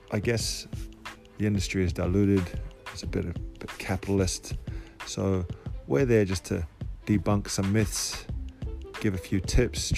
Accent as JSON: {"language": "English", "country": "Cook Islands", "tie": "born or raised there", "said": "I was raised in Polynesia, in the Cook Islands to be exact"}